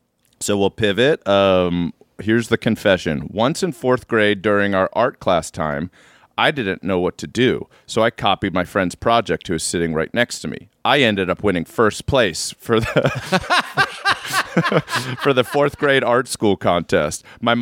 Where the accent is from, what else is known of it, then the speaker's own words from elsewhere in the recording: Midwest, United States; I am from the Midwest.